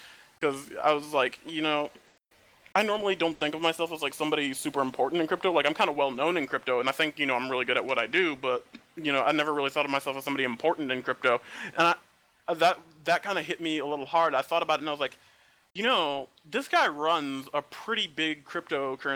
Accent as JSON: {"language": "English", "region": "Midwest", "country": "United States", "said": "I'm from the Midwest"}